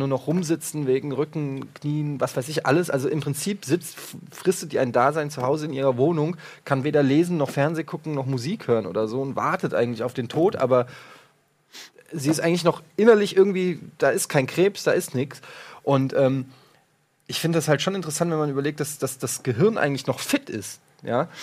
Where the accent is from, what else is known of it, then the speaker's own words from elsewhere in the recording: Frankfurt, Hesse, Germany; ich komme ja aus Frankfurt, ich bin Eintracht-Fan